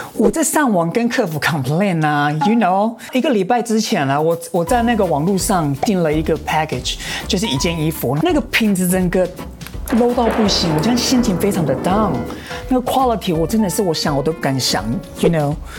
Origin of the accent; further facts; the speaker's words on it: Atayal indigenous homeland, Atayal tribal area, Taiwan; 我也在原乡原乡长大，就是在太太祖部落长大